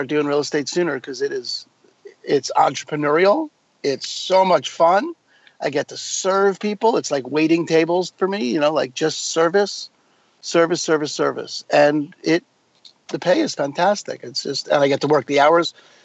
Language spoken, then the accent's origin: English; New York, United States; moved away as an adult; also born or lived in New Mexico; now in Seattle, United States; I grew up in New York